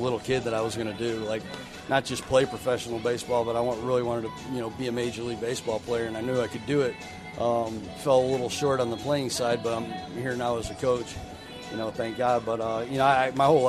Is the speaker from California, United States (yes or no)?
no; Frankfort, Illinois, United States; moved away as an adult; now in Birmingham, United States; growing up in Chicago and playing in southern Illinois